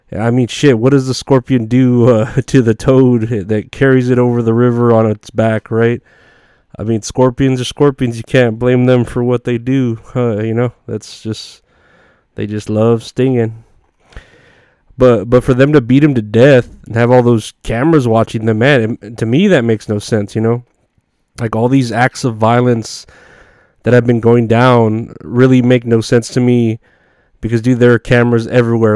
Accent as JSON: {"language": "English", "region": "Texas", "country": "United States", "tie": "born or raised there", "said": "it's here in my hometown"}